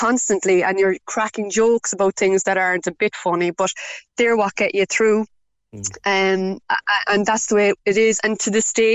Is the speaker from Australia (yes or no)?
no; Ireland; we're very Irish